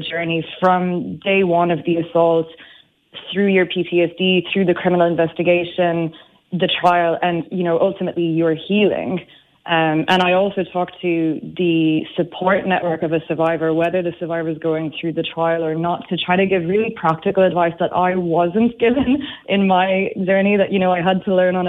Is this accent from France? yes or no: yes; France; But it's interesting you say in this country, because, and you would never tell from my accent, I'm actually French. And in my country, it's just as bad.